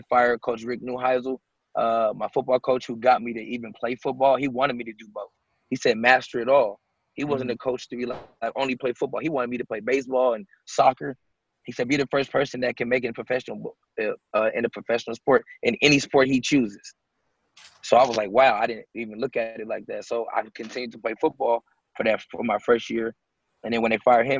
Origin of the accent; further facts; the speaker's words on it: Seattle, Washington, United States; I was a kid from Seattle, Washington